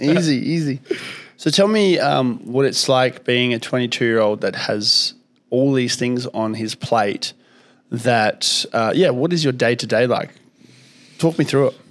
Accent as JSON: {"language": "English", "town": "Kalgoorlie", "region": "Western Australia", "country": "Australia", "tie": "born or raised there", "also_born_or_lived": "Soviet Union", "said": "I grew up in Kalgoorlie"}